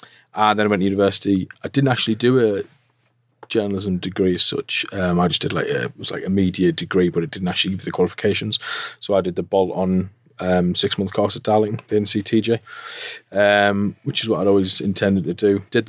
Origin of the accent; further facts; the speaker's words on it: Hartlepool, North East England, United Kingdom; I'm from Hartlepool, so I went to secondary school in Hartlepool